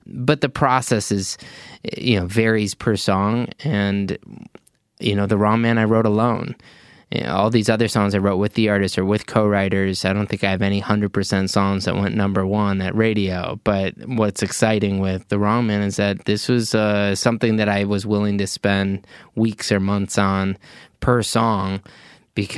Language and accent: English; Illinois, United States; I'm from Illinois